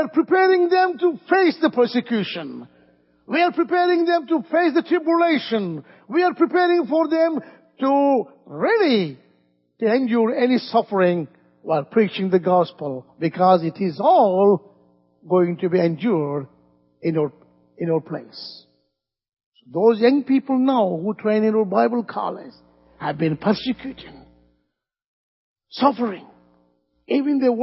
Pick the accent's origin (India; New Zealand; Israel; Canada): India; work for the Lord in our country